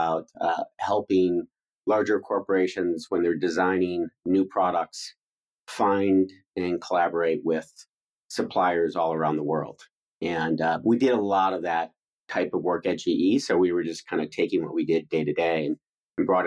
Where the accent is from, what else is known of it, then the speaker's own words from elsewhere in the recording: Detroit, Michigan, United States; moved away as an adult; also born or lived in East Coast; I grew up outside of Detroit and went to college there.